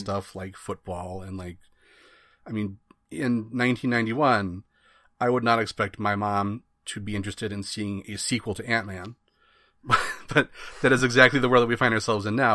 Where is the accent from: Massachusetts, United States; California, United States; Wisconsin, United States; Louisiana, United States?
Wisconsin, United States; I grew up in Wisconsin where, you know, it's Packer land everywhere